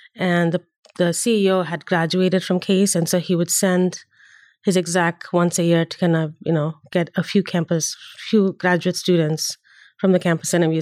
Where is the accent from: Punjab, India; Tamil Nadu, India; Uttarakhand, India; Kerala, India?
Tamil Nadu, India; Chennai; moved away as an adult; also born or lived in Delhi, India; now in United States; I grew up in India, uh, and even within India, I had, I grew up, uh, half of my schooling was in the south, uh, Chennai, where my, where I'm from, um, and half of it was in Delhi